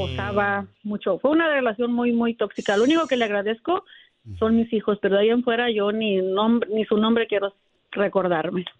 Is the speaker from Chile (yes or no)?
no; Guanajuato, Mexico; Eres mi paisano, yo soy de la ciudad